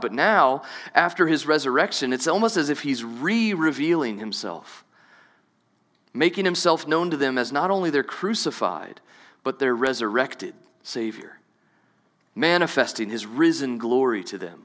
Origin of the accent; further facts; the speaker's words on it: New Orleans, Louisiana, United States; moved away; I grew up in Southeast Louisiana. Maybe you didn't know that. I'm from New Orleans